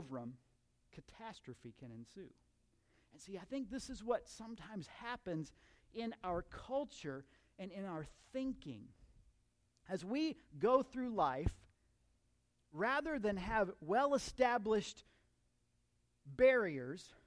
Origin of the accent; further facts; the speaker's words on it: Central Florida, United States; I grew up in Central Florida